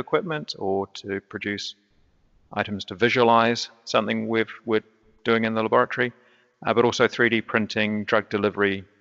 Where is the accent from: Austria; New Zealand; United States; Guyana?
New Zealand; Christchurch, Canterbury; I'm from Christchurch, New Zealand